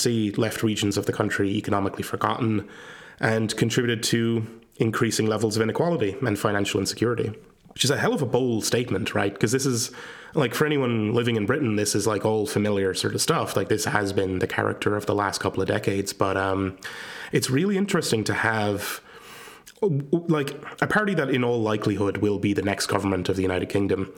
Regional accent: Ireland; I come from Ireland

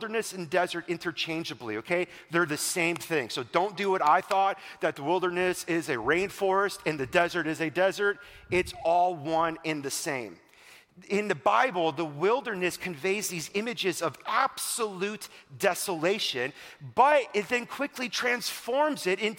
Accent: Wisconsin, United States; I'm from Wisconsin

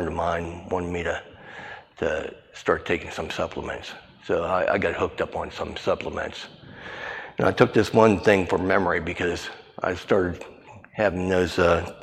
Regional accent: Bel Air, Maryland, United States; I grew up in the Nazarene Church in Bel Air

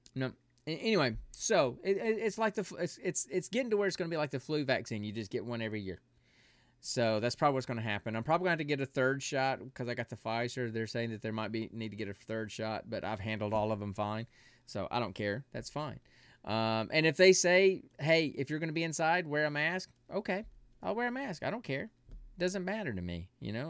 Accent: Alabama, United States; moved away as an adult; now in Georgia, United States; my hometown in Alabama

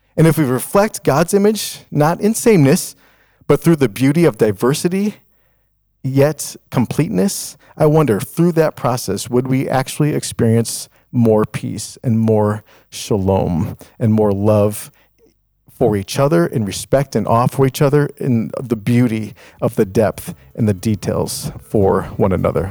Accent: Chicago, Illinois, United States; when I was growing up in Chicago

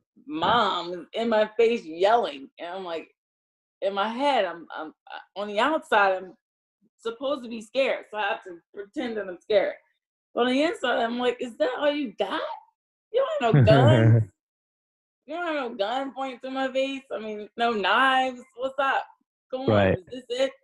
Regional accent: Newark, New Jersey, United States; accent: Jersey; moved away as an adult; I'm from Newark

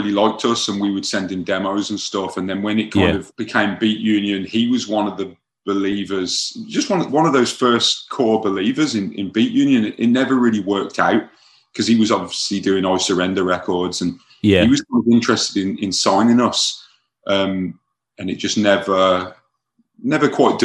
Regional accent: Birmingham, West Midlands, United Kingdom; moved away as an adult; now in Long Beach, United States; Growing up in Birmingham, England

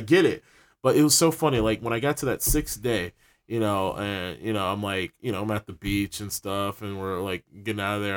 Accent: Ann Arbor, Michigan, United States; Born and raised in Ann Arbor

